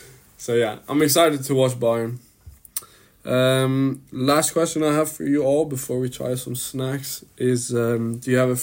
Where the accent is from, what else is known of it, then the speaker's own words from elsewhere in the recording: Bern, Switzerland; moved away; also born or lived in Basel; No, I didn't grow up in Basel. I grew up in Bern.